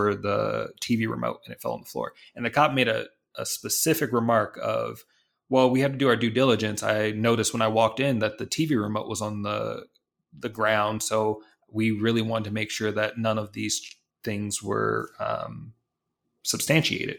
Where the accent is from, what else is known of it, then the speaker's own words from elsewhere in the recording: Detroit, Michigan, United States; I grew up in Detroit